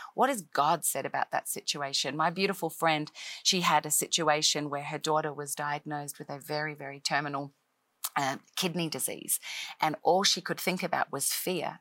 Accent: Australia; moved away as an adult; now in Nashville, United States; I am an Australian-born uh, girl who grew up in Australia most of my life

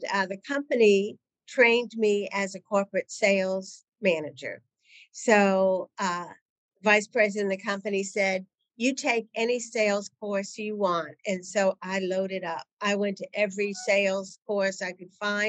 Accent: New England, United States; moved away as an adult; also born or lived in Connecticut / Nashville, Tennessee; I was working in Connecticut. I grew up in New England.

